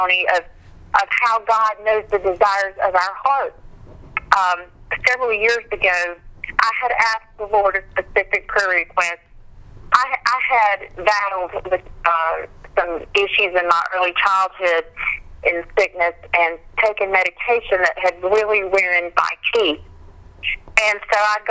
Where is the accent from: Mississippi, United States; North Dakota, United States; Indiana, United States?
Mississippi, United States; Meridian; my hometown, Meridian, Mississippi